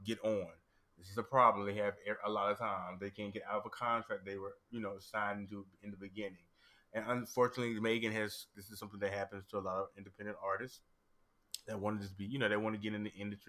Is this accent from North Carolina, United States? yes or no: yes; North Carolina, United States; now in Australia; because of where I grew up. I'm from North Carolina